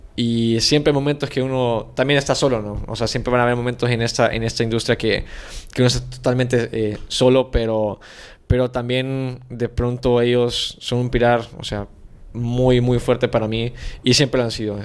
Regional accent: San Salvador, El Salvador; moved away as an adult; now in Mexico; nací en San Salvador, soy del 2000

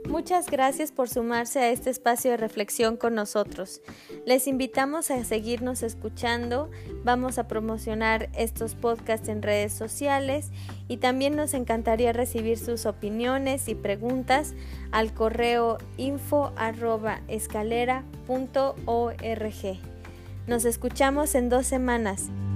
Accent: Chiapas, Mexico; la cultura, al menos este, chiapaneca, ¿verdad? Yo voy a hablar de donde yo nací

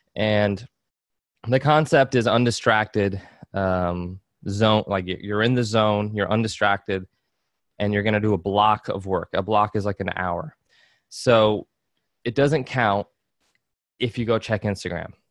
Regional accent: Georgia, United States; I grew up in Georgia

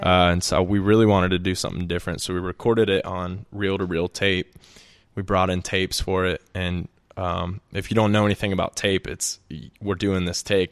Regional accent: Birmingham, Alabama, United States; also born or lived in Auburn; I'm from Birmingham

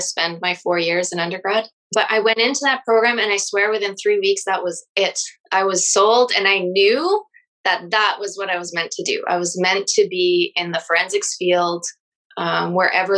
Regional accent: Chelmsford, Ontario, Canada; also born or lived in Sudbury, Ontario; I grew up in Chelmsford

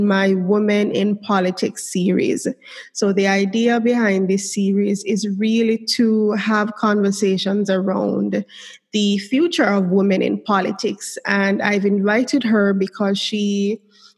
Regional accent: Jamaica; it's the Jamaican in me.

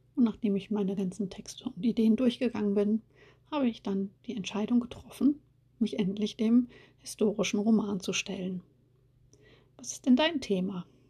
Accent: East Frisia, Lower Saxony, Germany; now in Rhineland, Germany; bin Ende der 70er in Ostfriesland geboren und lebe aber heute im Rheinland

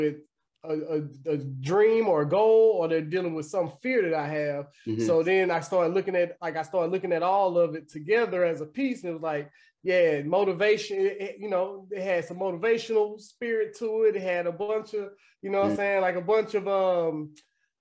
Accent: Dallas, Texas, United States; also born or lived in Louisiana; I'm from Dallas, Texas, you know what I'm saying? Southwest. I wasn't born in Dallas, though. I was born in Louisiana, but I've been in Dallas since I was like 9 years old

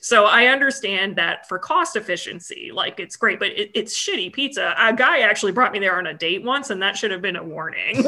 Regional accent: United States; being dumb American

